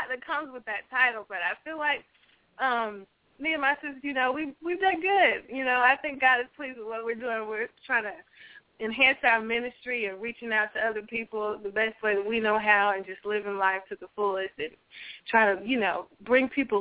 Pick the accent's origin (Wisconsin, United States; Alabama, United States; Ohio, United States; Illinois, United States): Alabama, United States; Birmingham; we're from Birmingham, Alabama. We're three sisters.